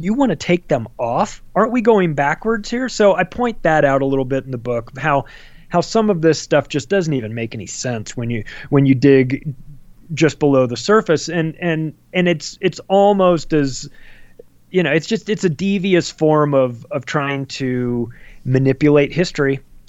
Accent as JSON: {"language": "English", "town": "Palm Springs", "region": "California", "country": "United States", "tie": "born or raised there", "said": "I'm with you 100% because I grew up in Palm Springs, California, huge gay community."}